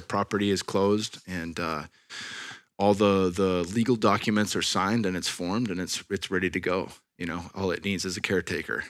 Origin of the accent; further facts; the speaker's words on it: Silicon Valley, California, United States; I'm from the Silicon Valley, born and raised.